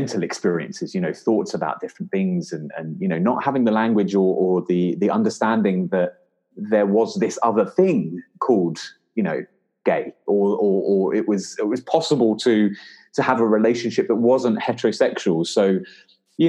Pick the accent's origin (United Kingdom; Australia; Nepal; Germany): United Kingdom; London; also born or lived in Guildford; So I'm from Lewisham